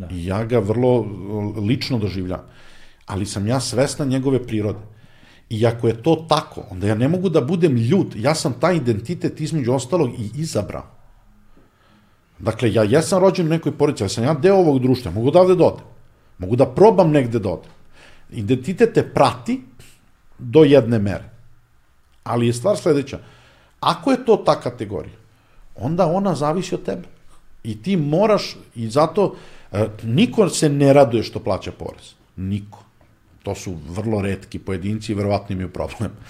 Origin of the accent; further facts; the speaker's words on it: Serbia; ni po čemu niko ne bi mogao da utvrdi da sam ja Srbin